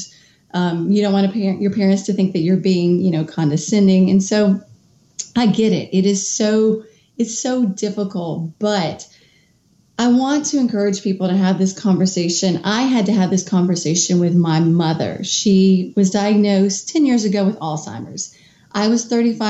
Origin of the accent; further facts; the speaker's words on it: Kentucky, United States; moved away as an adult; also born or lived in Washington, D.C.; moved back to my home state of Kentucky